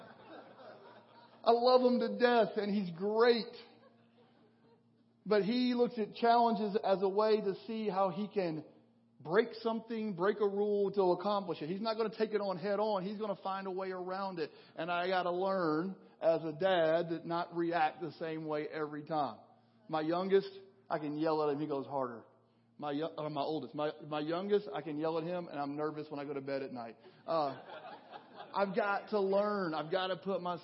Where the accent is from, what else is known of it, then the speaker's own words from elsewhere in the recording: western Kentucky, United States; moved away as an adult; felt the Lord calling me back to my hometown in western Kentucky